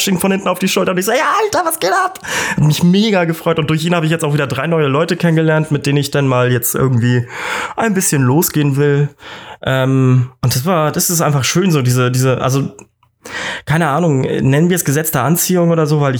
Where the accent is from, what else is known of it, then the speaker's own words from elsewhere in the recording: Northern Germany, Germany; Für mich als, als Norddeutscher ist er